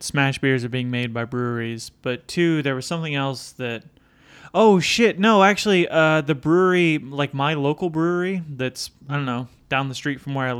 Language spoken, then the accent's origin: English; Indiana, United States; Did I mention that I'm from Indiana?